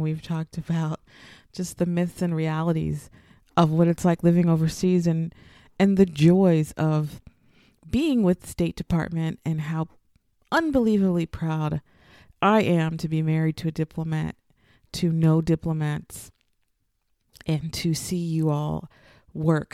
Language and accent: English; United States; moved away as an adult; now in Cairo, Egypt; I am an American